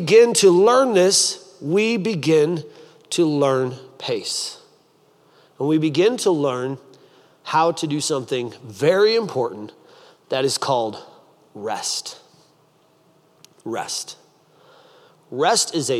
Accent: Michigan, United States; now in Columbus, United States; I'm from Michigan and I live in Columbus, and so I'm from the Midwest

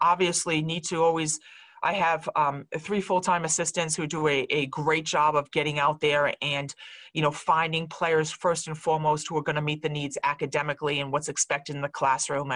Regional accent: Rhode Island, United States; I'm from Rhode Island. My family's here.

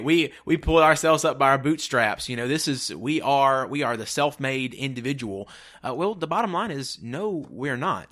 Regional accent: Mississippi, United States; We're from Mississippi

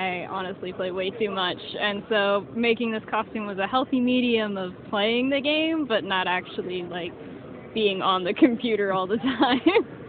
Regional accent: Topeka, Kansas, United States; now in Tennessee, United States; I'm from Topeka, Kansas, but I live in Tennessee right now.

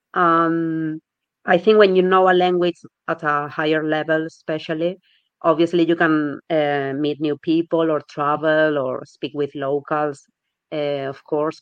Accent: Spain; first language Spanish; English is a second language; moved away as an adult; now in Birmingham, United Kingdom; I'm from Spain, but I've been living in Birmingham for three years now.

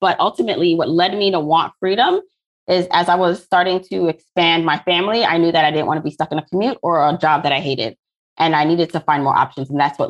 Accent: Jamaica; now in Brooklyn, United States; So I am an immigrant from Jamaica, similar to you, but I landed here in Brooklyn, New York, not Canada.

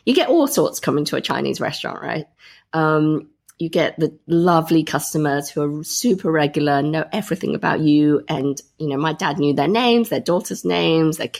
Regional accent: Grantham, East Midlands, United Kingdom; I grew up in Grantham, Lincolnshire.

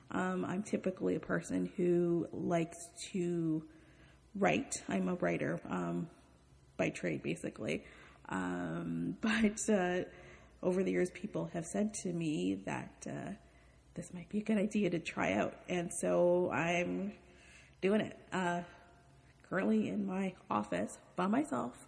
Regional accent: Toronto, Ontario, Canada; I'm from Toronto, Canada

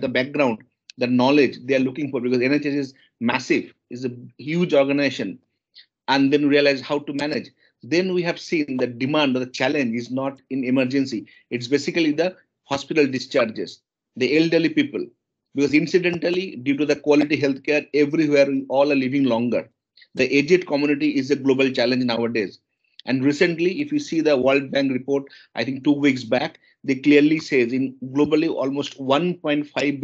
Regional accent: eastern India, near Kolkata, West Bengal, India; I born and brought up in India, in eastern part of India, city called Kolkata. It's not Kolkata, it's a bit away from Kolkata

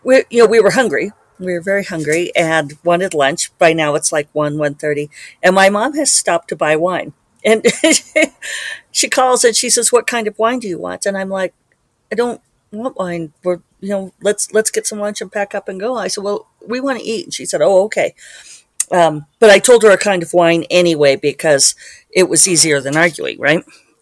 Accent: Selma, Alabama, United States; born there; they lived next door to my mom and my dad when I was born on the Air Force Base in Selma.

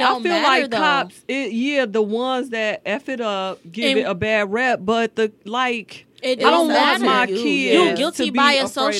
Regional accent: Virginia, United States; moved away; I grew up in Virginia with all white, you know what I'm saying?

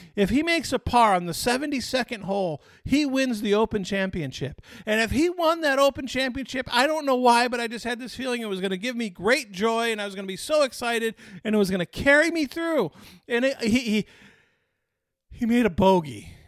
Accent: Detroit, Michigan, United States; Growing up in Detroit

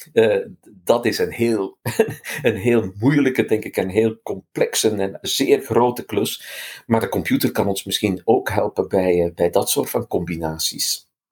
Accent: Flanders, Belgium; als Vlaming eh, had ik de eerste opdracht voor de vorige editie om het woordenboek minder Hollands te maken

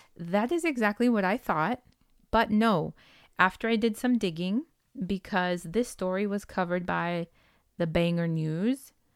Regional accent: West Coast, United States; English is a second language; We are from the West Coastians

